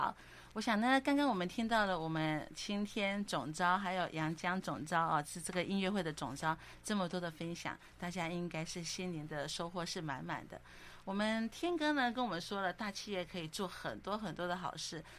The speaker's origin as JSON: {"language": "Chinese", "region": "southern Taiwan", "country": "Taiwan", "tie": "born or raised there", "said": "我是南部的小孩，南部的小孩呢，其实呃从小生活的时候都是比较勤俭。"}